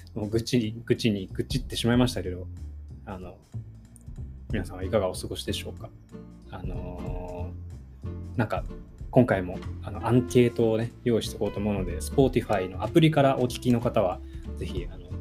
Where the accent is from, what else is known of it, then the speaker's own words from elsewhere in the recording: Sapporo, Hokkaido, Japan; moved away as an adult; also born or lived in Kanto region; now in Tokyo, Japan; 札幌ももちろん生まれ育ってるんで20年以上住んでる